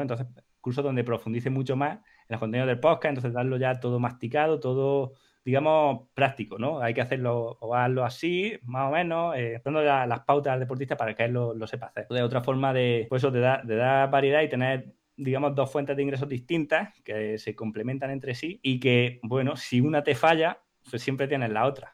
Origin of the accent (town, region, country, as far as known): Huesca, Aragon, Spain; born or raised there; moved away; also born or lived in Granada